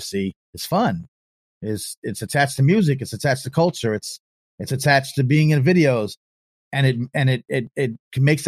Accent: Long Island, New York, United States; the children's library where I grew up on Long Island, New York

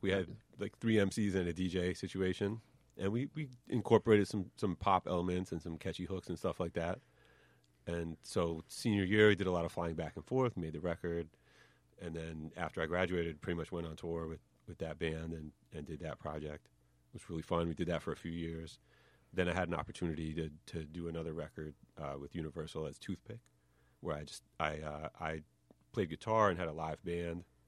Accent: White Plains, New York, United States; accent: New York; I grew up in New York, but in, like, White Plains.

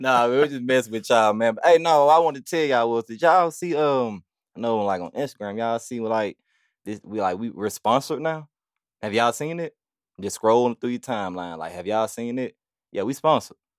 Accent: Birmingham, Alabama, United States; growing up on this side of town, like, from Nisley to Forestdale

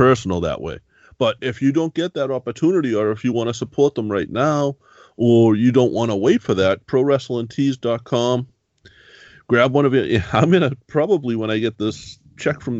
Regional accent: Boston, Massachusetts, United States; I grew up in Boston. I grew up in the city

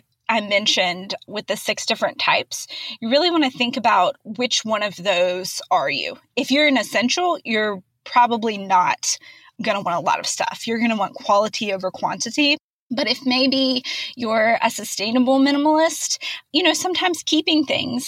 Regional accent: United States; being an American

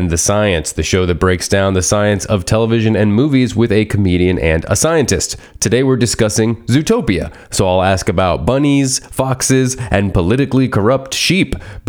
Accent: Miami, Florida, United States; even though I'm from Miami, weirdly.

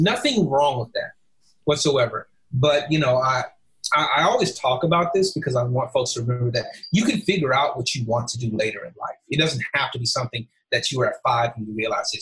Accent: Alabama, United States; we're both from Alabama

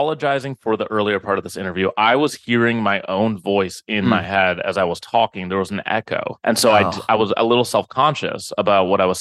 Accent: Minneapolis, Minnesota, United States; now in New York, United States; I am from Minneapolis.

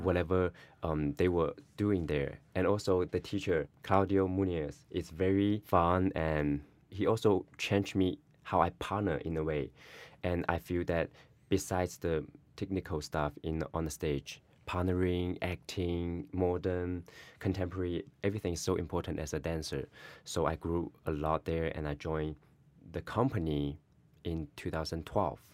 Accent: Guangdong, China; now in New York City, United States; I am from China, Guangdong.

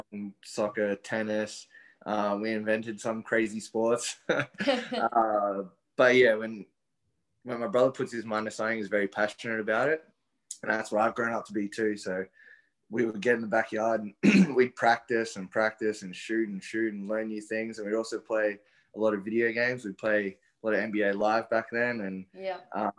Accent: Brisbane, Queensland, Australia; I grew up in Brisbane

